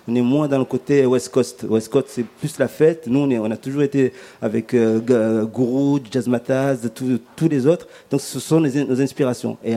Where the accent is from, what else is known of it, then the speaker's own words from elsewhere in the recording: Comoros; Moi, par exemple, je viens de l'archipel des Comores, notamment en Afrique.